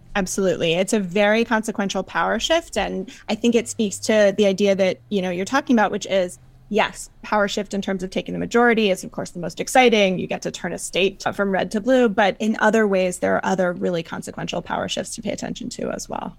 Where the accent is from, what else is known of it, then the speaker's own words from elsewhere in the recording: North Carolina, United States; now in New York, United States; I live in New York, but I grew up in North Carolina